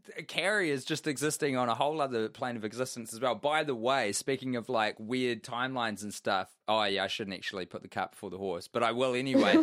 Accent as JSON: {"language": "English", "country": "New Zealand", "said": "I'm a New Zealander"}